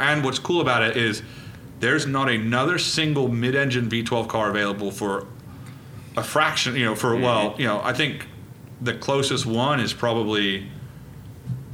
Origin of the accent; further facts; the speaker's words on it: Reading, South East England, United Kingdom; I was born in Reading.